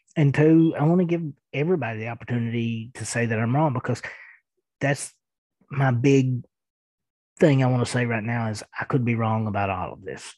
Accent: Eastern Kentucky, United States; accent: thick accent; I am from Eastern Kentucky and I do have a pretty thick accent

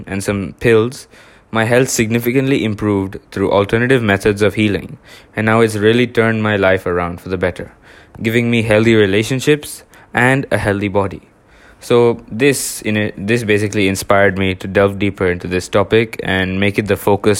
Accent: India; now in Singapore; When I moved to Singapore from India, I kept that habit of swimming.

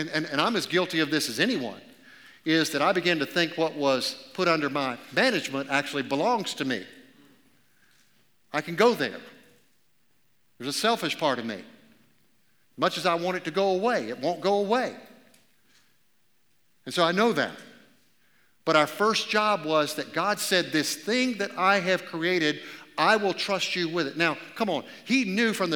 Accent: Augusta, Georgia, United States; I grew up in Augusta, Georgia, the South

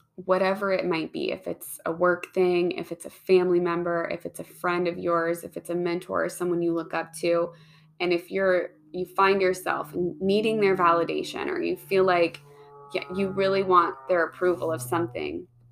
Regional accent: Pacific Northwest, United States; I grew up in the Pacific Northwest

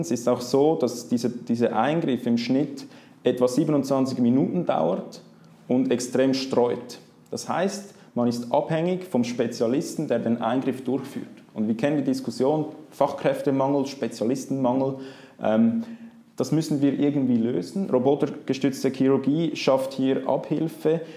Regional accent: Zurich, Switzerland; aufgewachsen bin ich in Zürich

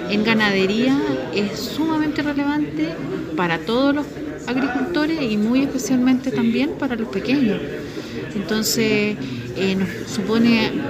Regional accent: Río Bueno, Los Ríos, Chile; yo soy de Río Bueno, digamos, pero soy presidente de una asociación gremial de agricultores y ganaderos, ganafax se llama, de la región de los ríos.

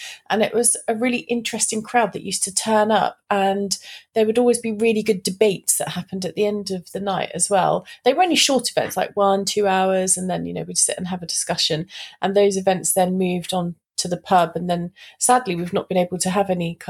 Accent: Reading, South East England, United Kingdom; I was born and raised in Reading, and Reading is my hometown that I'm really passionate about.

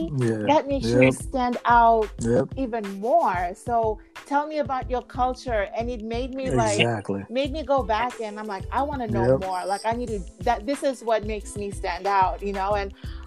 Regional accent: Sacramento, California, United States; now in Los Angeles, United States; growing up in Sacramento

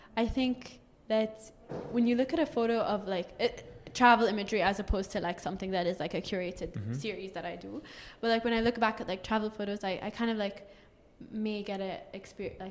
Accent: Bahrain; moved away; also born or lived in Dubai; I'm from Bahrain.

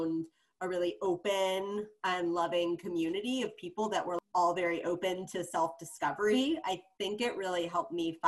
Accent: Cleveland, Ohio, United States; now in New York, United States; where I was growing up in Cleveland

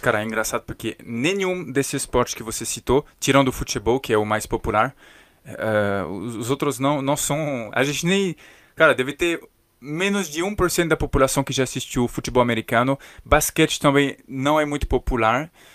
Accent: Paris, Île-de-France, France; Portuguese is a second language; now in Brazil; eu sou de Paris

